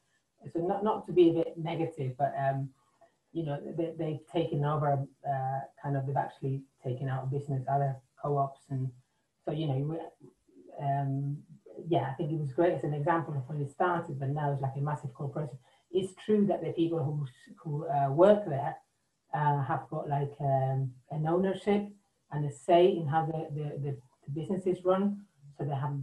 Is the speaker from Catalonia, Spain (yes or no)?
no; Basque Country, Spain; moved away; Okay, I am from the Basque Country